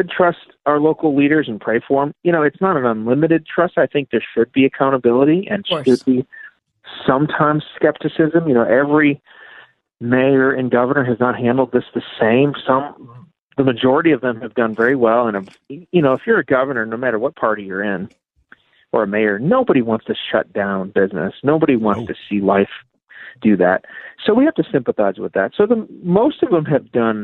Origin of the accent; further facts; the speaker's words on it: Chicago, Illinois, United States; growing up in Chicago, listening to Moody Radio, hearing teaching on the radio